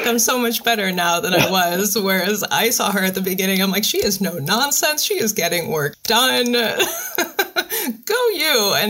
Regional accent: Moldova; moved away; I'm an immigrant from Moldova, actually. So I was raised on films specifically from the 60s. That's what my parents grew up on. That's what we brought over.

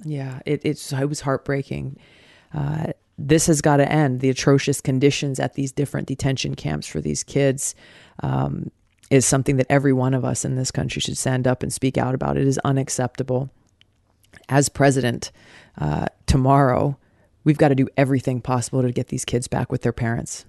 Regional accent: Hawaii, United States; Growing up in Hawaii

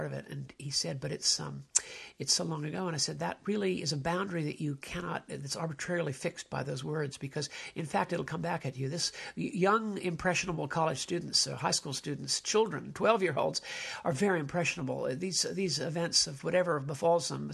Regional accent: United States; as an American

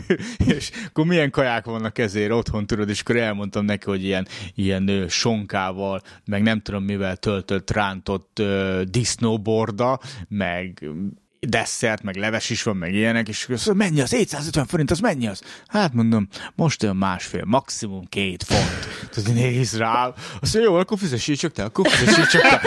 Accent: Szolnok, Jász-Nagykun-Szolnok, Hungary; born or raised there; moved away

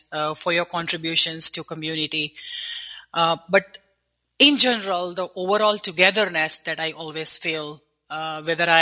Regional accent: India; moved away as an adult; now in United States; I grew up in India

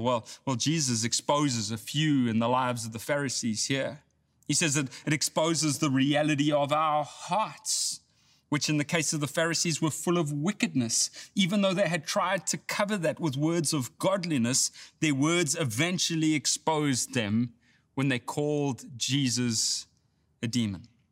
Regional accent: South Africa; now in Texas, United States; I grew up in South Africa

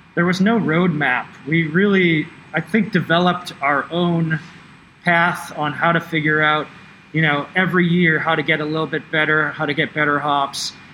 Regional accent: East Coast, United States; moved away; I'm from the East Coast

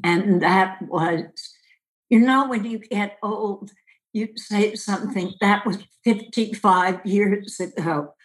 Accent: Westchester, New York, United States; Where I'm from is Westchester, New York, about 25 miles north of the city

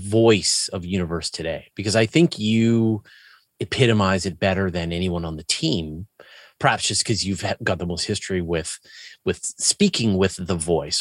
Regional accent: Canada; me being Canadian

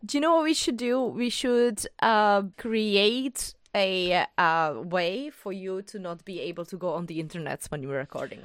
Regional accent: Bohemia, Czechia; English is a second language; I'm from Bohemia

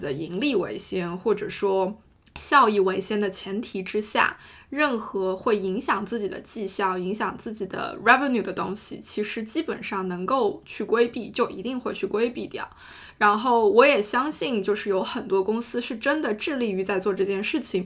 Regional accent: China; moved away; 我是中国人

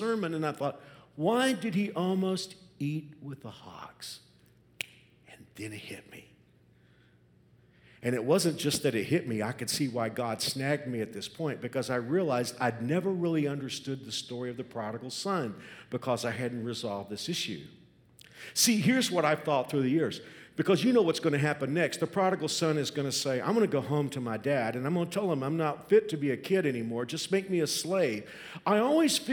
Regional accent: Texas, United States; moved away as an adult; now in Kansas, United States; When I was a kid growing up in Texas, my grandfather had a farm in South Texas.

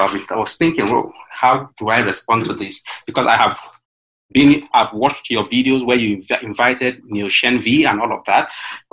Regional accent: Nigeria

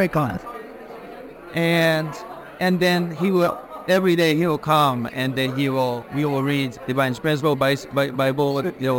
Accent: Tokyo, Japan; also born or lived in Sydney, Australia / New York, United States; I was born in Sydney, raised in Tokyo and in New York.

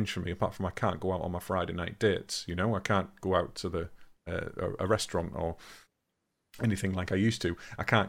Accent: England, United Kingdom; we are still fairly selfish as English

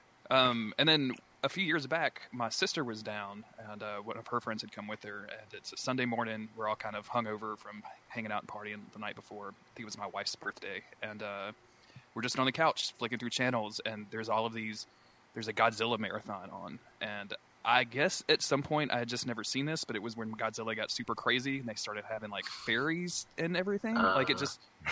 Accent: the South, United States; I grew up in the South and we didn't have like cable or anything

